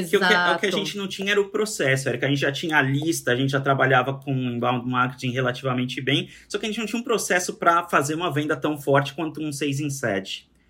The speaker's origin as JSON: {"language": "Portuguese", "country": "Brazil", "also_born_or_lived": "São Paulo"}